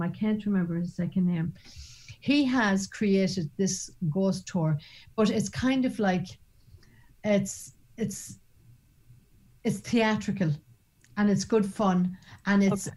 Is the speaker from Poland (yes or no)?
no; Ireland; even as an Irish woman